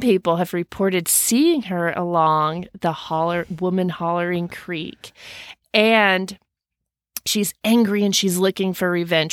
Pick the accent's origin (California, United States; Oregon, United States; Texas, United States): Texas, United States; Denton; I grew up in Denton, Texas